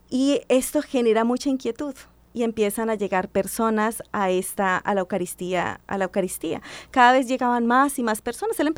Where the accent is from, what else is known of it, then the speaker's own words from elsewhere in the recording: Bucaramanga, Santander, Colombia; yo soy de Bucaramanga.